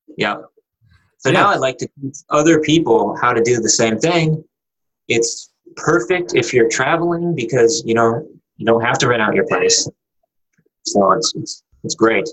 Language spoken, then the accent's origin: English; Texas, United States; moved away as an adult; now in Argentina; I'm from Texas